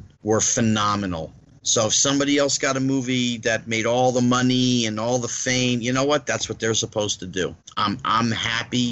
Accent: New Jersey, United States; the kid from Jersey

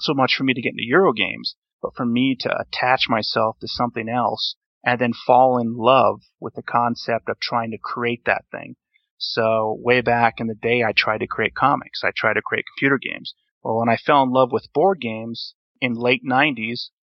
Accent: North Dakota, United States; I was born and raised in North Dakota

